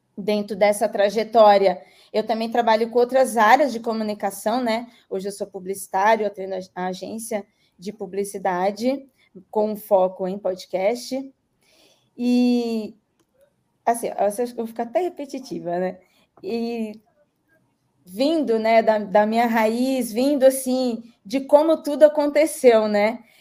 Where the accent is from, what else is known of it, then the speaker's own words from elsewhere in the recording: Registro, São Paulo, Brazil; moved away as an adult; now in São Paulo, Brazil; eu sou registrense, sou, sou da cidade de Registro, no Vale do Ribeira. É, hoje estou em São Paulo, há 10 anos estou em São Paulo